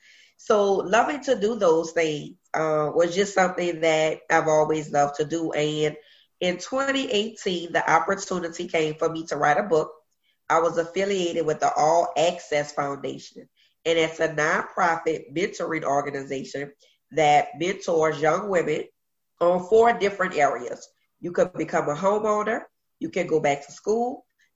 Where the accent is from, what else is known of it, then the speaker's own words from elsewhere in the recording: New Orleans, Louisiana, United States; also born or lived in Virginia; Born and raised in Uptown, New Orleans, the Third Ward, is where I grew up.